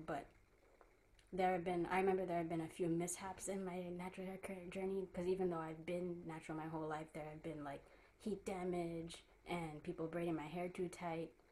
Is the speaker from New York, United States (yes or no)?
yes; New York, United States; I'm from Queens, New York